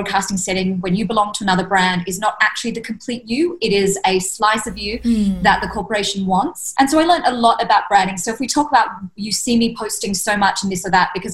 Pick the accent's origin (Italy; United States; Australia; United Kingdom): Australia; moved away as an adult; I was obviously raised in Australia